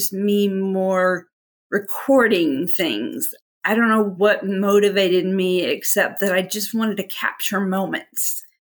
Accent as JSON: {"language": "English", "region": "Texas", "country": "United States", "moved": "yes", "lives_now": "Little Rock, United States", "said": "I am actually originally from Texas and still prefer to be thought of as a Texan, even though I've lived probably 50-50 in Arkansas, 50-50."}